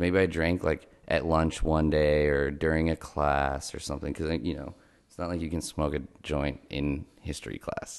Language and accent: English; Los Angeles, California, United States; I grew up in Los Angeles, California